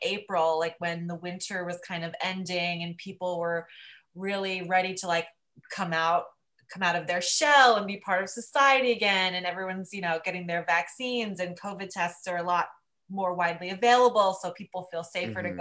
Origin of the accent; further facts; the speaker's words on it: Union, New Jersey, United States; moved away as an adult; now in New York, United States; I grew up in a town called Union, which is maybe 45 minutes outside of the city